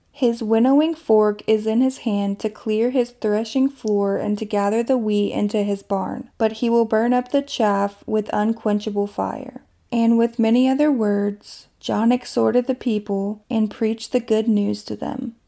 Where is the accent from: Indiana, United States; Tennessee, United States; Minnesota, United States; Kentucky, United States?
Kentucky, United States; my hometown in Kentucky